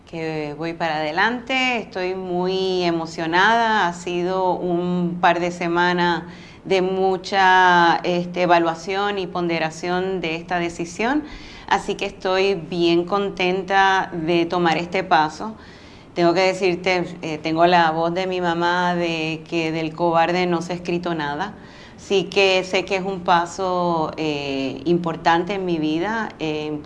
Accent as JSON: {"language": "Spanish", "town": "San Juan", "country": "Puerto Rico", "tie": "born or raised there", "said": "Mira, yo soy una sanjuanera de pura cepa, nacida y criada aquí en San Juan y, tengo un amor profundo por, San Juan."}